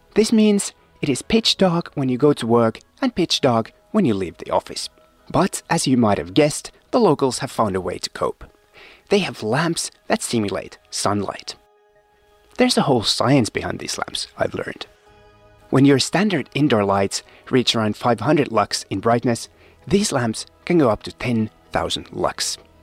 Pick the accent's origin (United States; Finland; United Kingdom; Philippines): Finland; moved away as an adult; also born or lived in East Africa / US West Coast / Rome, Italy; I spent my childhood and teenage years in Finland, but moved to warmer climes soon after.